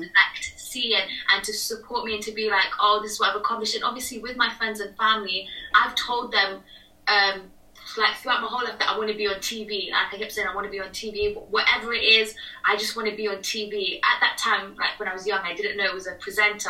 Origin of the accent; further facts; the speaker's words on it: United Kingdom; I'm British Nepali, like I was born here